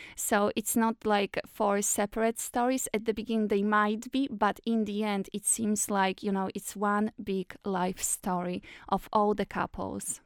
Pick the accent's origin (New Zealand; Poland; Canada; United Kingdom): Poland; now in Ireland; originally I'm from Poland, but now I live in Ireland and I have an Irish citizenship